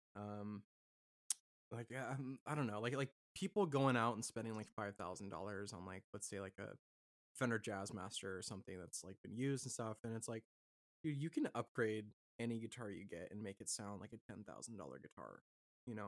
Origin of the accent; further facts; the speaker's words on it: Washington, United States; I grew up in Washington